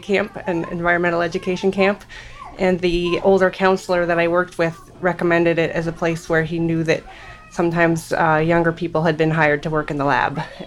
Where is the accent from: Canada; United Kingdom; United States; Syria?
United States; Anchorage, Alaska; I was born and raised in Anchorage